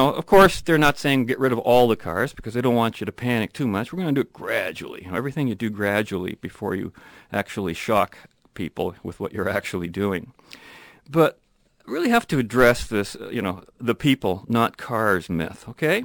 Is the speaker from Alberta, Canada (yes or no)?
no; London, Ontario, Canada; English is a second language; when I was a kid growing up in London, Ontario